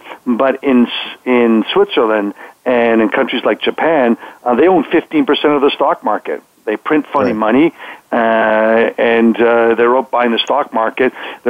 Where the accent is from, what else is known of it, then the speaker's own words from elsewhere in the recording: Canada; moved away as an adult; now in Texas, United States; And then in 1990, I moved from Canada down to Texas, so I became a Texcan.